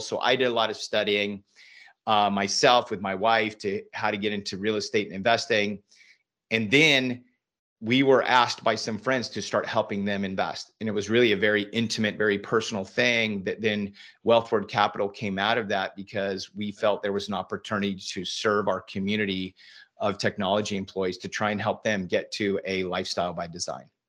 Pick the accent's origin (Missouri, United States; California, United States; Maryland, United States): California, United States; Northern; moved away as an adult; also born or lived in Silicon Valley; now in Austin, United States; I grew up in Northern California